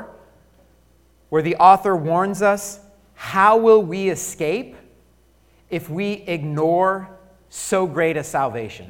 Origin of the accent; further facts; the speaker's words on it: Colorado, United States; I grew up in Colorado.